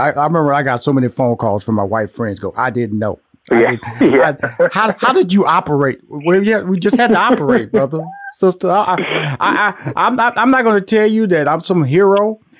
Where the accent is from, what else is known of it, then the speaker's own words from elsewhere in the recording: Houston, Texas, United States; I was born and raised in Houston, Texas.